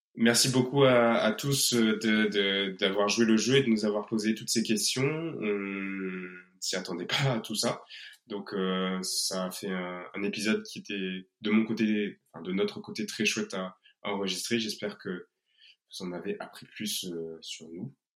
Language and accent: French; Réunion; moved away; on ne serait pas des Réunionnais dignes de ce nom